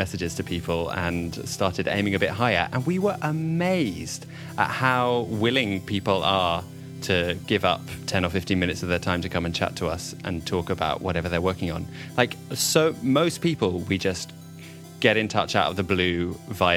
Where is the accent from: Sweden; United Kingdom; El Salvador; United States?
United Kingdom; because we're British